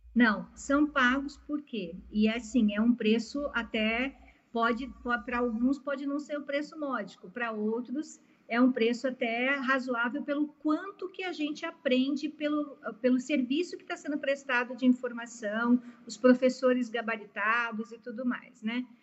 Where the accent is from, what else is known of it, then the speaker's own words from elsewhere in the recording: Palotina, Paraná, Brazil; moved away; also born or lived in Piracicaba; nasci na cidade de, Palotina, no Paraná, então sou paranaense